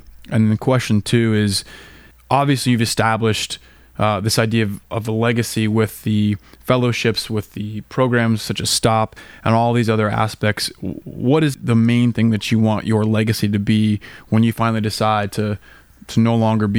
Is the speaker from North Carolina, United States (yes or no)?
no; Colorado, United States; I grew up in Colorado.